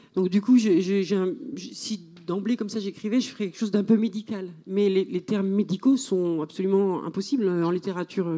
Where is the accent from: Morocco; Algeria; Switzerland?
Switzerland; moi je dis que je suis suisse là-bas